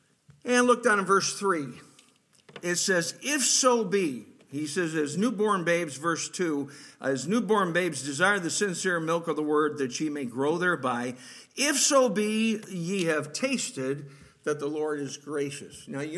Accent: Rochester, United States; I was born and raised in Rochester.

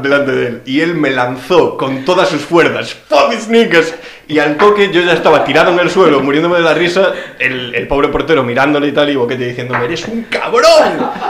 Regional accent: Pontevedra, Galicia, Spain; yo soy de Pontevedra

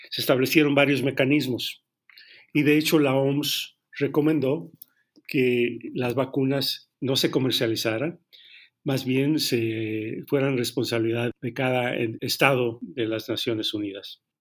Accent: Mexico; porque al final del día todos somos mexicanos

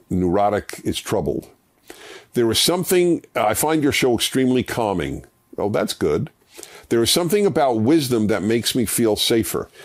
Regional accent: United States; how blessed I was being an American

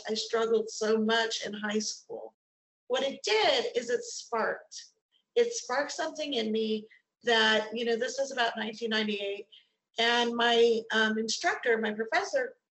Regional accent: Colorado, United States; moved away as an adult; Originally, I'm from Colorado. I was born and raised there.

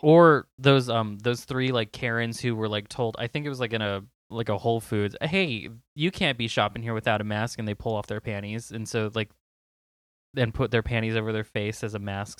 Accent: Southern California, United States; I'm from SoCal

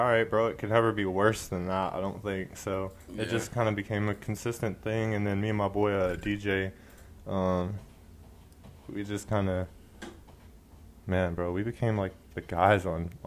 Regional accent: California, United States; also born or lived in Alaska; now in Oklahoma, United States; I grew up in Cali too

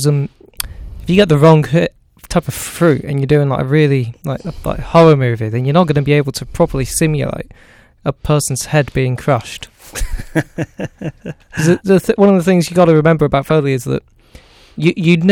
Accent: Midlands, United Kingdom; I'm not from Leicester. Then again, I am from the Midlands.

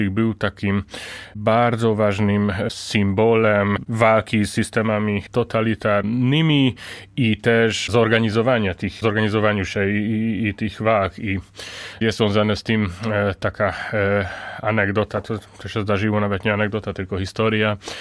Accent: Hungary; Polish is a second language; also born or lived in Łódź, Poland; now in Poland; jestem Węgrem

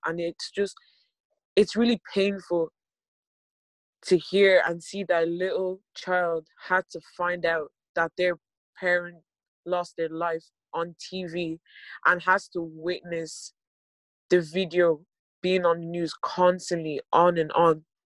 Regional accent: Ireland; I was born in Ireland in 2001 and we've been living here

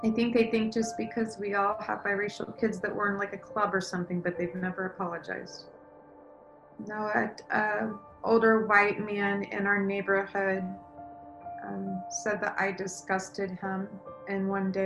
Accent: Anderson, Indiana, United States; I was born in Anderson, Indiana

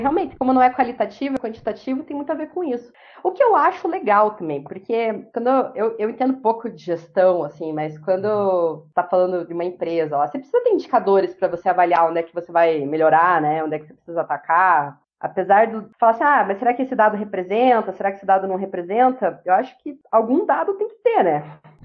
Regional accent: Telêmaco Borba, Paraná, Brazil; Telemaco Borba, que é a cidade que eu nasci

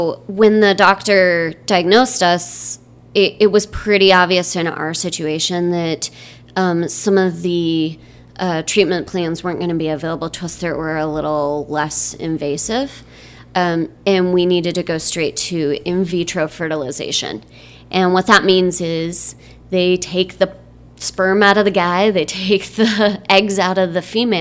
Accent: Michigan, United States; moved away as an adult; also born or lived in Bay Area, California; now in Chandler, United States; I grew up in Michigan and spent some time living in the Bay Area of California after college, and I'm now living in Chandler, Arizona

